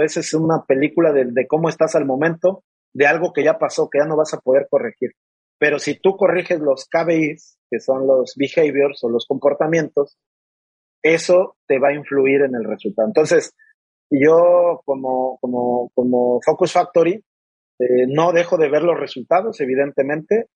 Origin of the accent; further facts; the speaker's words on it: Mexico City, Mexico; moved away as an adult; now in Monterrey, Mexico; Soy originario y nací y me crié durante mis primeros veintitantos años en la Ciudad de México